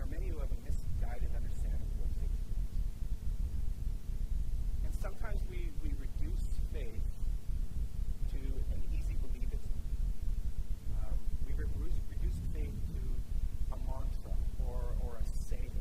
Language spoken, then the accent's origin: English; Moose Jaw, Saskatchewan, Canada; my hometown of Moose Jaw, Saskatchewan.